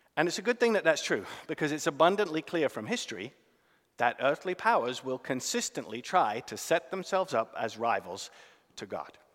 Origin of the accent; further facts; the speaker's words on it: United Kingdom; now in United States; as a British man